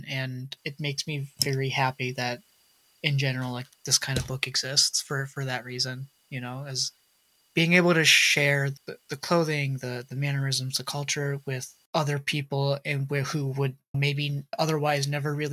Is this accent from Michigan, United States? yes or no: yes; Dearborn, Michigan, United States; Dearborn, where I grew up in Michigan